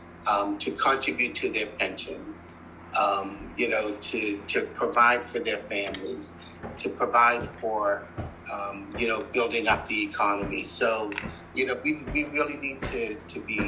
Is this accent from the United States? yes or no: no; North Preston, Nova Scotia, Canada; I'm from North Preston